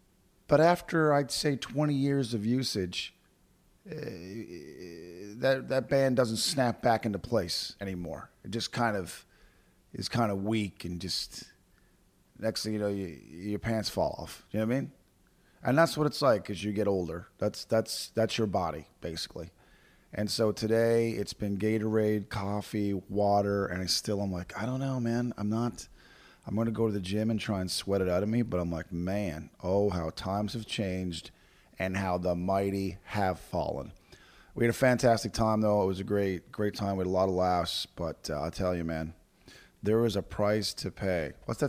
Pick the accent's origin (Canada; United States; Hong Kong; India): Canada; Fort McMurray, Alberta; my hometown, Fort McMurray, Alberta.